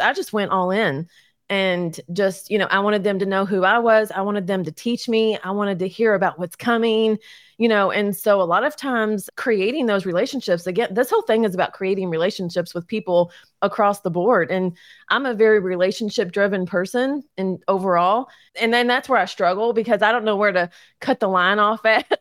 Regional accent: Louisville, Kentucky, United States; also born or lived in Crestwood, Kentucky; born and raised in Louisville

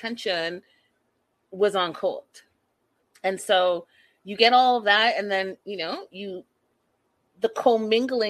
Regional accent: Burnaby, British Columbia, Canada; also born or lived in Port Coquitlam; I was raised in Burnaby, went to SFU, and then during all of that, you know, moved to Poco

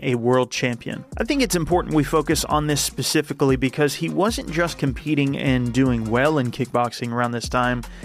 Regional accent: United States; now in England, United Kingdom; as an American

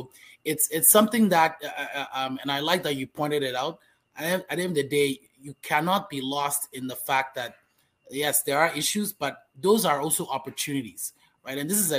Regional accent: Accra, Greater Accra, Ghana; I was born and raised in Ghana. I've lived in many different homes in and around Accra.

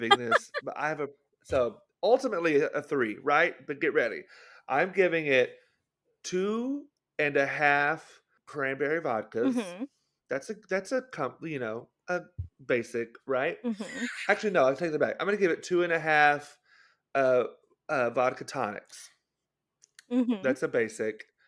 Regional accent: Arkansas, United States; I'm from Arkansas

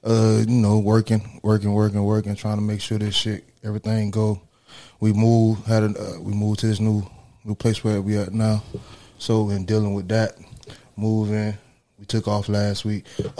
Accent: Miami, Florida, United States; I'm from Miami.

